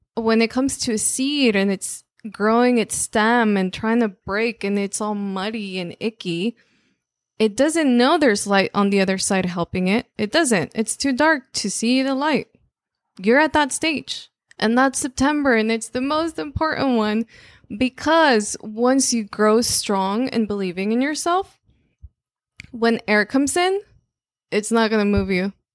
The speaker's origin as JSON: {"language": "English", "country": "Mexico", "first_language": "Spanish", "second_language": "English", "moved": "yes", "said": "obviously, I'm Mexican, so it was there. It was like, well, all I speak in my in my home is Spanish"}